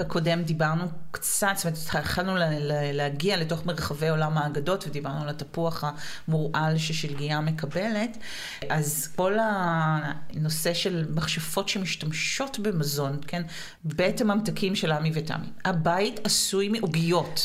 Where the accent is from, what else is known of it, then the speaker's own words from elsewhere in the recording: Israel; לנו כישראלים אה, ודוברי עברית